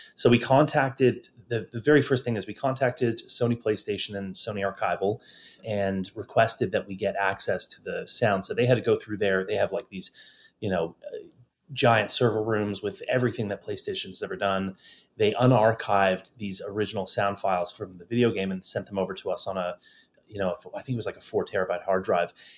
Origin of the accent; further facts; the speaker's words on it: Toronto, Ontario, Canada; moved away as an adult; also born or lived in London / Los Angeles; in my hometown of Toronto